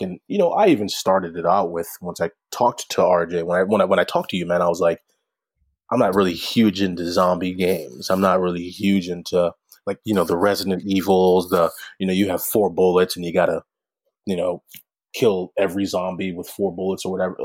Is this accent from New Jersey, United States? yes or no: no; St. Louis, Missouri, United States; I'm from the Saint Louis area